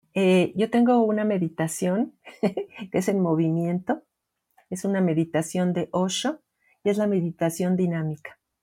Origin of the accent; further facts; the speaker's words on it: Mexico; en mi país, que es México